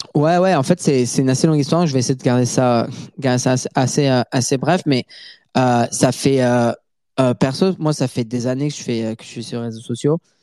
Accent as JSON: {"language": "French", "town": "Montreal", "region": "Quebec", "country": "Canada", "tie": "born or raised there", "also_born_or_lived": "Paris, France", "first_language": "French", "said": "je suis né à Paris et j'ai habité à Paris jusqu'en 2003. Ensuite, ma famille a déménagé à Montréal, au Canada"}